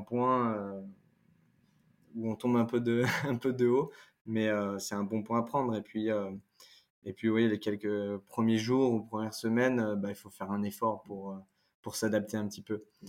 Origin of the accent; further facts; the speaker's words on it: France; accent: French accent in English; un accent français